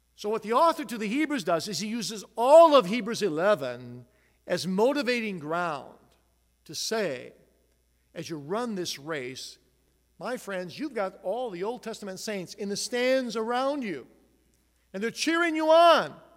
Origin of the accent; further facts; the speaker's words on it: Grand Rapids, Michigan, United States; I'm from Grand Rapids